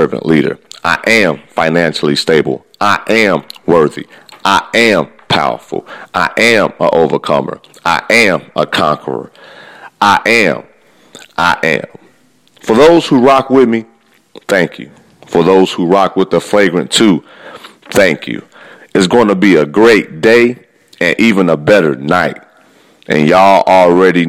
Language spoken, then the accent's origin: English; Midwest, United States; I am from the Midwest.